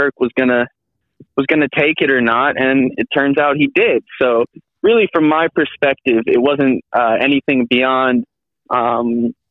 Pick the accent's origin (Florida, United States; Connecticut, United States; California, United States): Connecticut, United States; now in Los Angeles, United States; I grew up in Connecticut and had older brothers